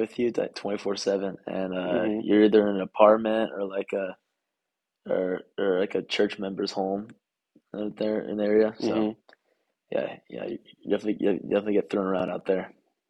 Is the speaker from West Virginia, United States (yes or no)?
no; La Cañada Flintridge, California, United States; now in Orange County, United States; Born and raised in La Cañada, but now down here in Orange County though.